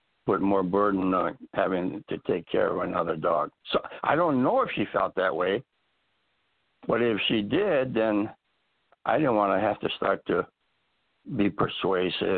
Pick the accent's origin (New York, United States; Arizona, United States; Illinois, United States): Illinois, United States; Chicago; moved away as an adult; also born or lived in Iowa / North Carolina; now in Central California, United States; I grew up and was raised in Chicago